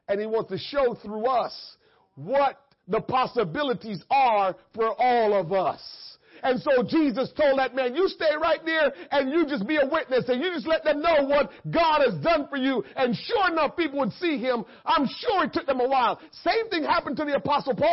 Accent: Jamaica; growing up in Jamaica

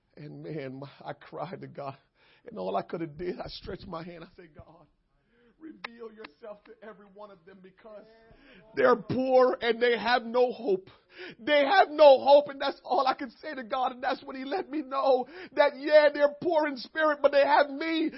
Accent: Jamaica; moved away; a kid growing up in Jamaica

